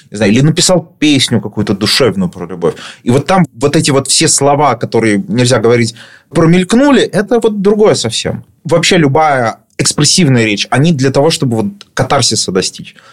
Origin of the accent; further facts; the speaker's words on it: Saint Petersburg, Russia; Я вырос в Петербурге на таких же окраинных районах и прекрасно понимаю.